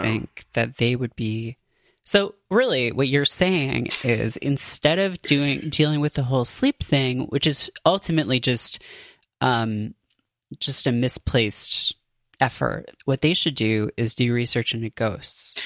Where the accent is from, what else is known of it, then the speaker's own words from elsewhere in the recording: Canada; moved away as an adult; now in United States; I grew up in Canada